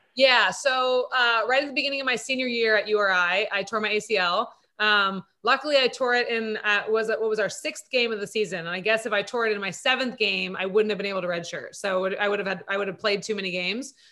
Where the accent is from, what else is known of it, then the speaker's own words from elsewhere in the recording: Santa Monica, California, United States; also born or lived in East Coast / Germany; born and raised in Santa Monica